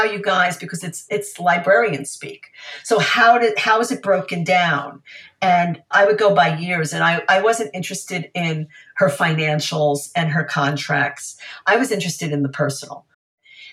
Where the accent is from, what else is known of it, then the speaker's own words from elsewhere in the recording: New York, United States; now in California, United States; I was one of those snooty East Coast liberals who ended up living in California, actually more in California than New York, but the New York is always with me